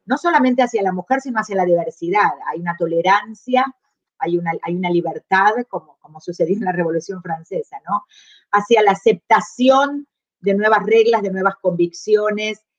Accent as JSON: {"language": "Spanish", "country": "Argentina", "also_born_or_lived": "Chile", "moved": "as an adult"}